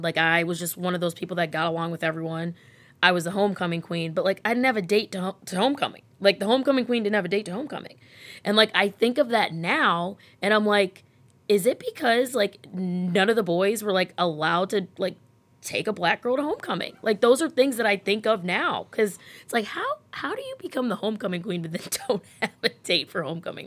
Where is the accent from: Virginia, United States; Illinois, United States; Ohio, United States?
Ohio, United States; Rocky River; also born or lived in Lakewood, Ohio; I am born and raised in Rocky River.